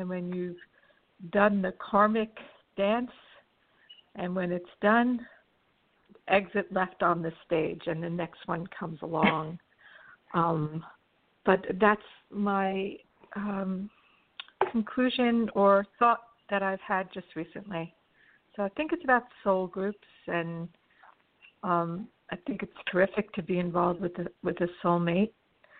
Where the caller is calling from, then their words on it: Los Angeles, California, United States; I'm calling from Los Angeles.